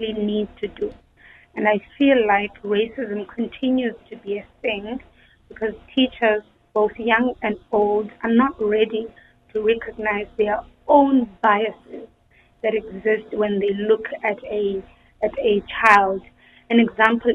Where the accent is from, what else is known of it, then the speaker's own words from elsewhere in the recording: Eastern Cape, South Africa; I come from the Eastern Cape